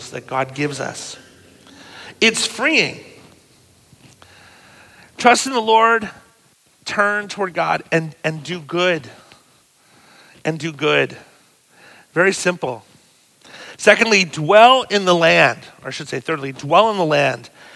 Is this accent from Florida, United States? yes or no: no; Pennsylvania, United States; Pennsylvania, my home state too